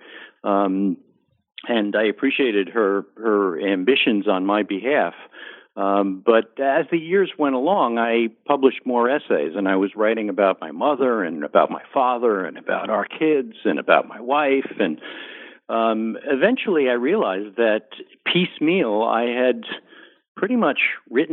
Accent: New Jersey suburbs, United States; also born or lived in Bronx, New York; from my boyhood, growing up in the New Jersey suburbs

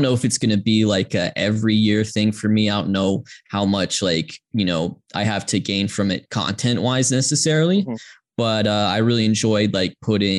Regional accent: Georgia, United States; I grew up in Georgia, as did my parents who grew up in Atlanta, and I was born in the mid 90s in the middle of a dynasty

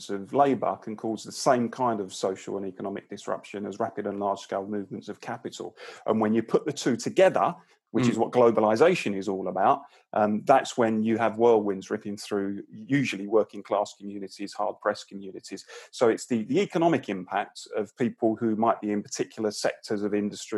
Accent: London, United Kingdom; I grew up in the East London borough of Barking and Dagenham, a pretty sort of working class blue collar community

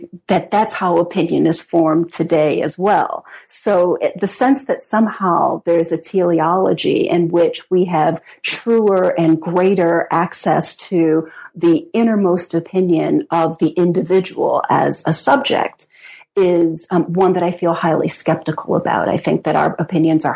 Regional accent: United States; also born or lived in Britain; as an American historian

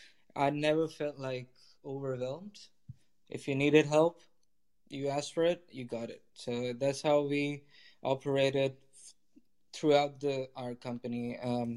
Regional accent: Lahore, Punjab, Pakistan; So I'm from Pakistan. I grew up in Pakistan, from a city called Lahore in Pakistan. Fantastic city. I love it.

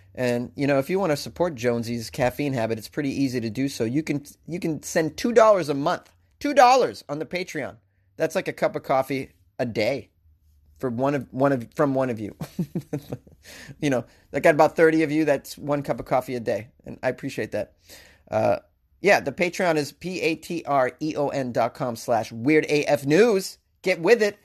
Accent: Massachusetts, United States; moved away; I'm originally from Mass

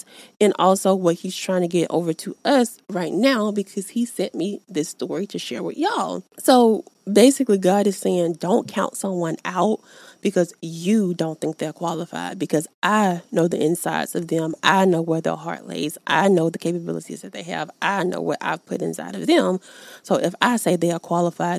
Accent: the South, United States; I'm from the South

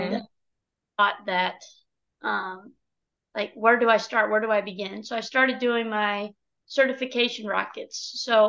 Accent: Dallas, Texas, United States; moved away; I'm from Dallas, Texas.

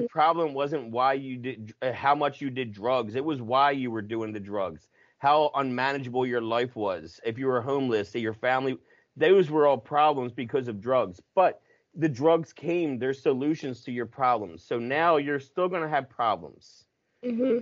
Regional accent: United States; I'm grew, grew up ten minutes from Philly

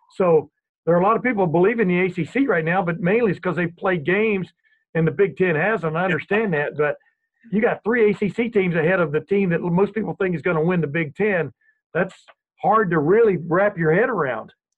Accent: East Texas, United States; I grew up in East Texas

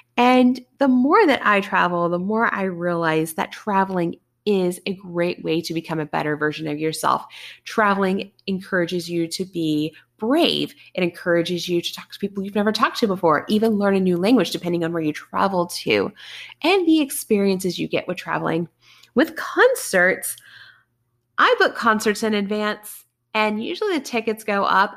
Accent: Bristol, Tennessee, United States; I grew up in Bristol, Tennessee, the town of NASCAR

